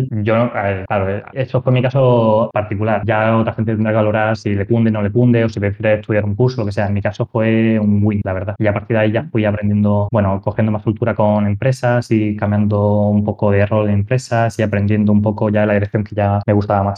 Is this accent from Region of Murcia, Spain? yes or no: yes; Murcia, Region of Murcia, Spain; moved away; also born or lived in Barcelona; yo soy de Murcia